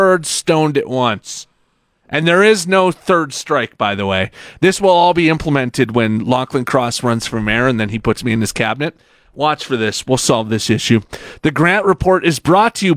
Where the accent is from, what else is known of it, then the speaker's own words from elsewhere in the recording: Saskatchewan, Canada; now in Alberta, Canada; I'm from Saskatchewan, so when I moved here